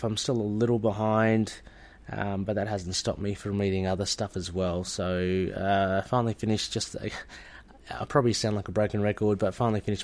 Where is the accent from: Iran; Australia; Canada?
Australia; I'm from Australia